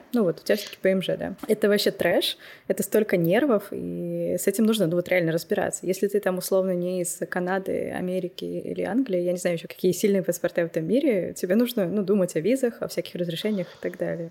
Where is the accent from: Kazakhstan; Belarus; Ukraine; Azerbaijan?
Kazakhstan; moved away as an adult; also born or lived in Saint Petersburg, Russia; now in Germany; первый раз я переехала в Питер, но мне было 18 угу. лет, и я из Казахстана